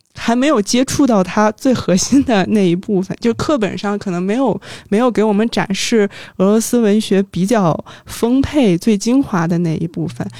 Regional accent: Beijing, China; also born or lived in Saint Petersburg; 一名九五后，嗯，从小在北京长大

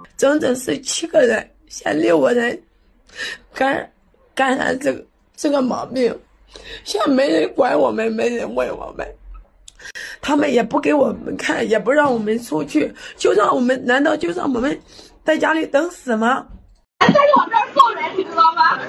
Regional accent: Shanghai, China; 我是上海的一位居民

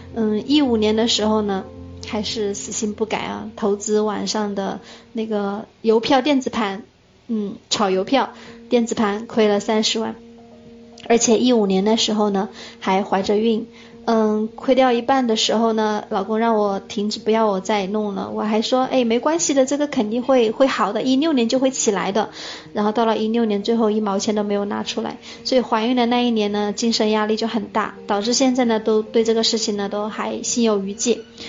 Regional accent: Hunan, China; now in Dongguan, China; 我是来自湖南，我现在住在东莞

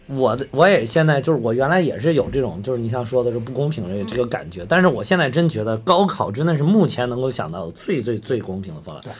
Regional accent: Henan, China; 因为咱们两个来自河南

